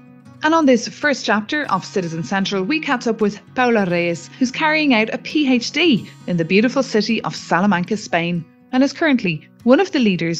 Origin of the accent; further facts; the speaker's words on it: Ireland; now in Brussels, Belgium; I'm an Irish reporter in Brussels